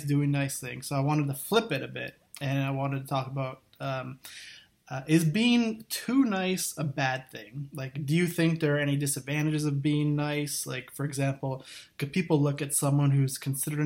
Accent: Thunder Bay, Ontario, Canada; I grew up in a small town called Thunder Bay, Ontario, which is about 100,000 people

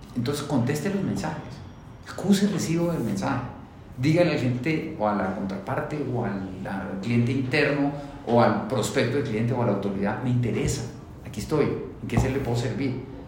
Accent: Colombia; Yo soy felizmente, orgullosamente colombiano

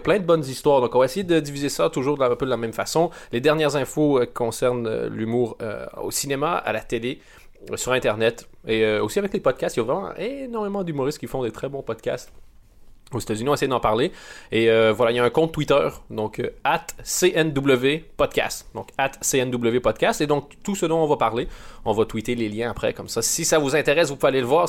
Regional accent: Canada; moved away; je viens du, du Canada

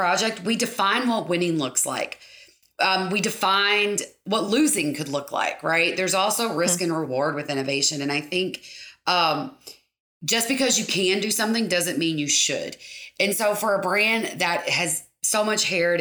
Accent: Lake Cumberland area, South Central Kentucky, United States; also born or lived in Lexington, Kentucky / Bardstown, Kentucky; born and raised in South Central Kentucky, Lake Cumberland area

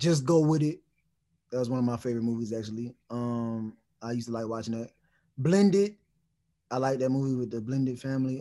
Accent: Louisiana, United States; also born or lived in New Orleans; I'm from Louisiana.

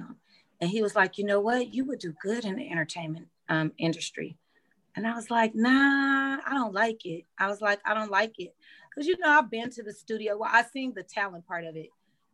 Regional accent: Los Angeles, California, United States; I'm from the San Fernando Valley, which is like LA County, Los Angeles, California

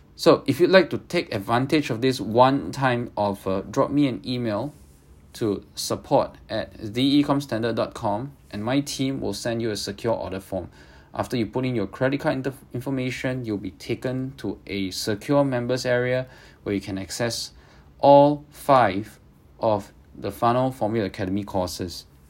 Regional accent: Singapore; I'm Singaporean

